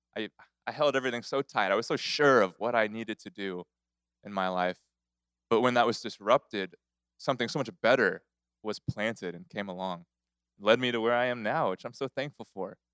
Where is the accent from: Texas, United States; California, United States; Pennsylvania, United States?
Texas, United States; Corpus Christi; now in Houston, United States; I grew up in Corpus Christi